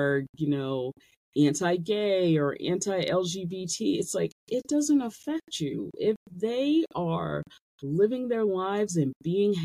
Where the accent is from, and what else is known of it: United States